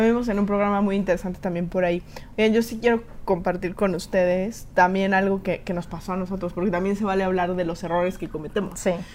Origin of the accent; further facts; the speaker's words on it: Mexico; como mexicanos